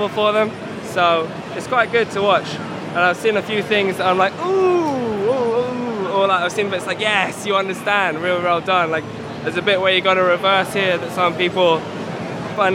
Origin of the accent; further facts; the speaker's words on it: Guildford, South East England, United Kingdom; I am from Guildford, UK